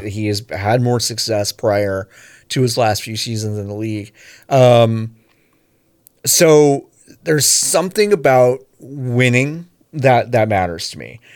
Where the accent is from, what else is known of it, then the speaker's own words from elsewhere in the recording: Dallas, Texas, United States; the Dallas Wings, my hometown